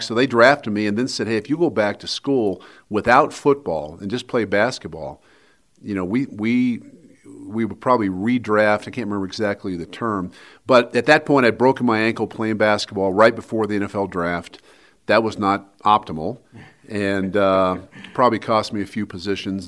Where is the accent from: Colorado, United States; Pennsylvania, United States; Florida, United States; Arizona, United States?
Colorado, United States; Wheat Ridge; living in the same house that I grew up in in Wheat Ridge